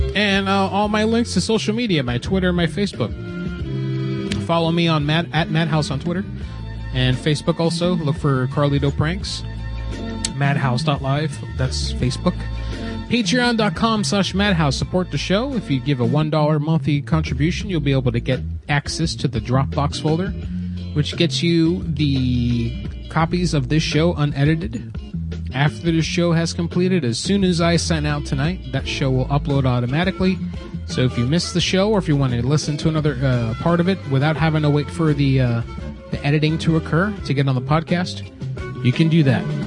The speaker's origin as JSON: {"language": "English", "region": "Florida", "country": "United States", "tie": "born or raised there", "moved": "as an adult", "said": "I was born and raised in Florida, and I lived there up until seven years ago"}